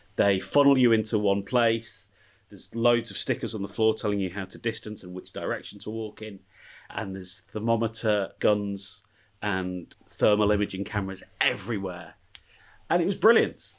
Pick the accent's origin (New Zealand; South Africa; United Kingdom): United Kingdom; England; now in Pasadena, United States; Me and the missus, English